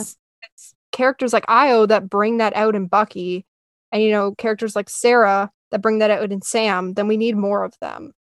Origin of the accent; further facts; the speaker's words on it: Canada; I'm Canadian